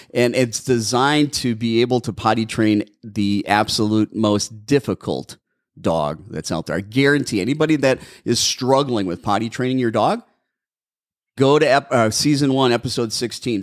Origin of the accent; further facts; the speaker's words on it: Milwaukee, Wisconsin, United States; now in Arizona, United States; I'm from Milwaukee